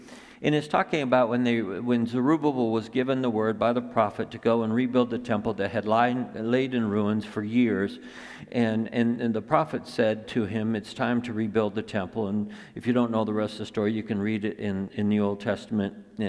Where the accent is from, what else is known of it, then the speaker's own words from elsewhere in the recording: Flint, Michigan, United States; I grew up in Flint.